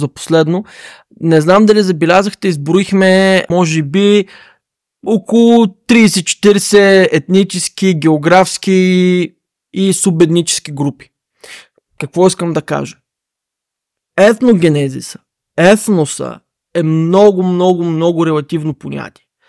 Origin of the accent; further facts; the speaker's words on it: Bulgaria; нас българите